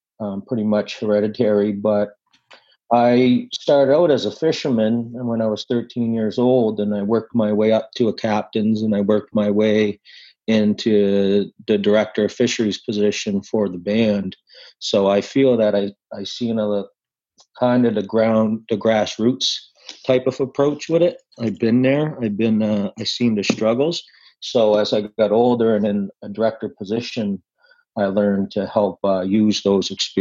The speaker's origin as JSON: {"language": "English", "area": "Sipekne'katik First Nation", "region": "Nova Scotia", "country": "Canada", "tie": "born or raised there", "said": "I'm from Sebaganegdi First Nation. I grew up in here."}